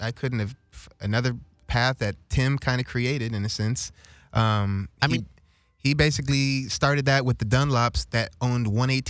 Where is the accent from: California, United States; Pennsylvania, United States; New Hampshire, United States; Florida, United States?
California, United States; Los Angeles; I was from the Valley either, like born and raised.